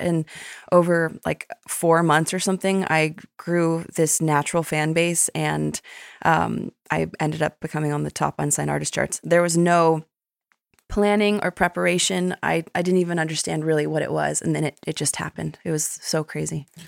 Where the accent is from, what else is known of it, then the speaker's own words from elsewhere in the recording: Westlake Village, California, United States; moved away as an adult; also born or lived in Malibu, California; now in Nashville, United States; my hometown in Westlake Village